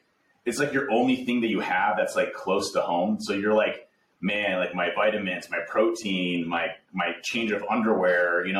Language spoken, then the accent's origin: English; United States; I was born in the States